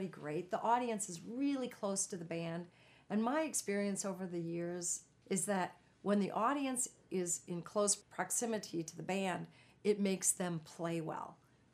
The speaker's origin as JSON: {"language": "English", "region": "Minnesota", "country": "United States", "tie": "born or raised there", "moved": "yes", "said": "my hometown"}